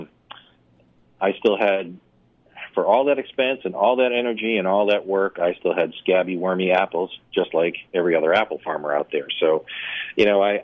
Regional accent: New Hampshire, United States; moved away; also born or lived in Florida; I grew up in New Hampshire

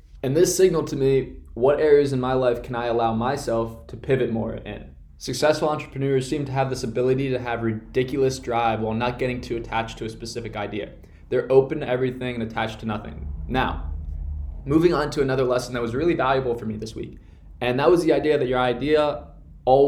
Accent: Connecticut, United States; my hometown in Connecticut

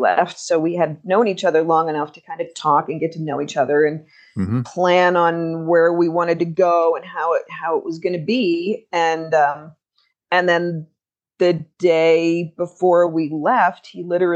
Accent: United States; also born or lived in Alaska; for me as an American

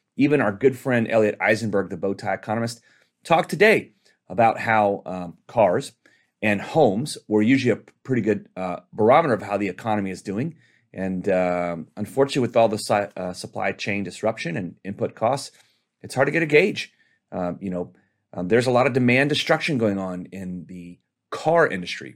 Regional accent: Texas, United States; My home state of Texas

